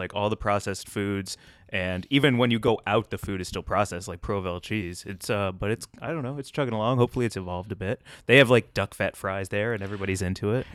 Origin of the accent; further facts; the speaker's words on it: St. Louis, Missouri, United States; also born or lived in Chicago; now in Los Angeles, United States; I grew up in Saint Louis, home of, uh, Emo's Pizza